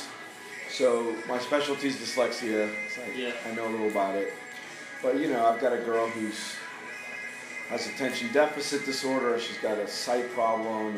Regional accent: Miami, Florida, United States; we grew up in Miami

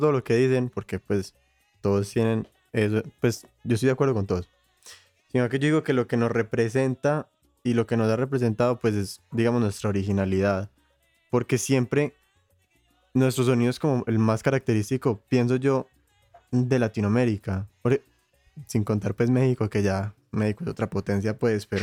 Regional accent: Colombia; Como colombiano

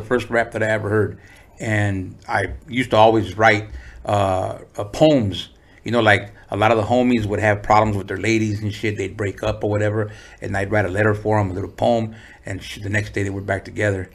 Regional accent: San Diego, California, United States; also born or lived in Tijuana, Mexico; I was four, and uh, we moved to San Diego

